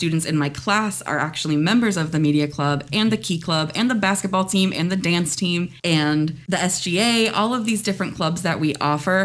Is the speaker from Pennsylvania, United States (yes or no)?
yes; Pittsburgh, Pennsylvania, United States; moved away as an adult; now in Florida, United States; I'm born and raised from Pittsburgh.